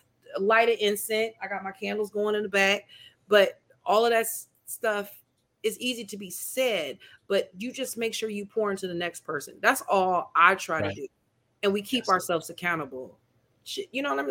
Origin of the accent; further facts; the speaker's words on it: Peoria, Illinois, United States; now in Chicago, United States; my hometown Peoria